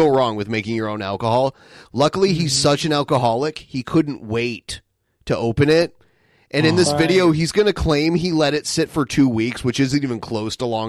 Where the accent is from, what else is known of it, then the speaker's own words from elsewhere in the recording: Great Lakes, United States; people from my part of the country drink more than anywhere else in like the cold weather, Great Lake, like Minneapolis